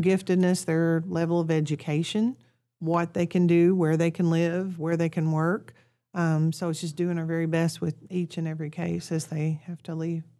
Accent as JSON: {"language": "English", "town": "Kennett", "region": "Missouri", "country": "United States", "also_born_or_lived": "Piggott, Arkansas", "moved": "as an adult", "lives_now": "Honduras", "said": "I'm originally from Kennett, Missouri"}